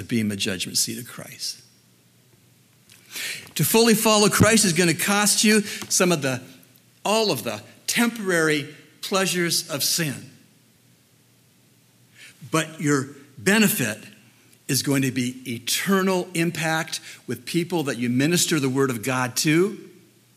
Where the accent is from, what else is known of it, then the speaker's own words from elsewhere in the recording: Canada; moved away as an adult; also born or lived in Dallas, United States; the cost I face as a Canadian to go to a U.S. seminary